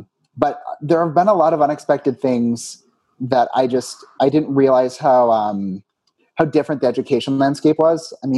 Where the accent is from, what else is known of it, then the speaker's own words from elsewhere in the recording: Wisconsin, United States; also born or lived in Minnesota / Washington, D.C.; now in Phoenix, United States; I grew up in Wisconsin.